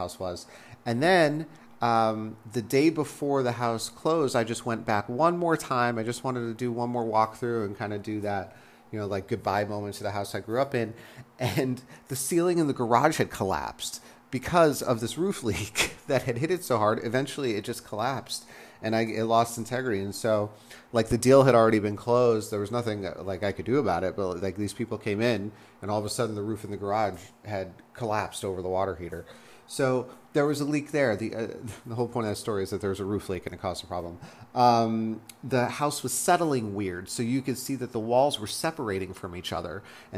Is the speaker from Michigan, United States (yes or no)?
no; Las Vegas, Nevada, United States; moved away; I actually was born and raised in Vegas, which is desert, right